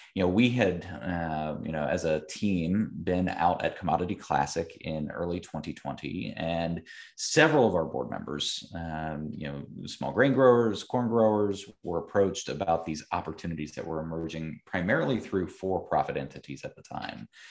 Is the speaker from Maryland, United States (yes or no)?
no; Columbus, Ohio, United States; I am from Central Ohio, uh, was born and raised here, um, did not grow up in the agriculture community, though. I grew up in the suburbs of Columbus